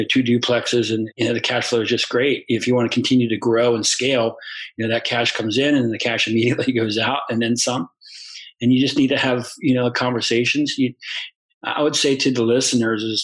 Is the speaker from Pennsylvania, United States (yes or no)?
yes; South Central Pennsylvania, United States; moved away as an adult; now in Florida, United States; growing up in South Central Pennsylvania and on a farm